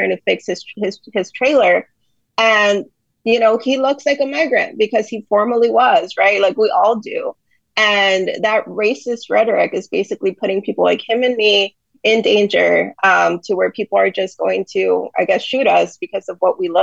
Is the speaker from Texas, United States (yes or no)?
yes; Laredo, Texas, United States; my hometown of Laredo